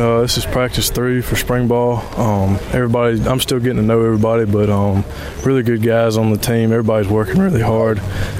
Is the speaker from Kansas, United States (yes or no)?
no; French Camp, Mississippi, United States; moved away as an adult; also born or lived in Houston, Texas; now in Hattiesburg, United States; I played high school ball at French Camp Academy, French Camp, Mississippi.